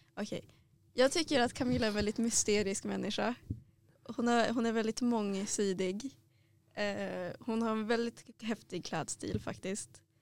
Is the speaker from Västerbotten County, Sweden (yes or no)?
yes; Skellefteå, Västerbotten County, Sweden; jag kommer från eh, Skellefteå